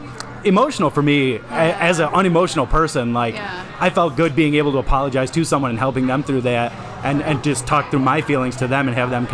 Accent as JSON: {"language": "English", "town": "Detroit", "region": "Michigan", "country": "United States", "said": "We're from Metro Detroit area."}